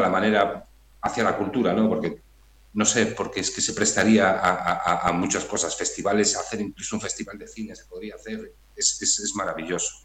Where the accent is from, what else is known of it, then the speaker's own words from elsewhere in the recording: Redondela, Galicia, Spain; now in Vigo, Spain; yo soy de Redondela, ahora vivo en Vigo